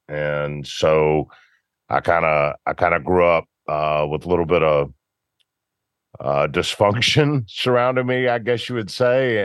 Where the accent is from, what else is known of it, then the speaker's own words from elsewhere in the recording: Memphis, Tennessee, United States; born and raised in Memphis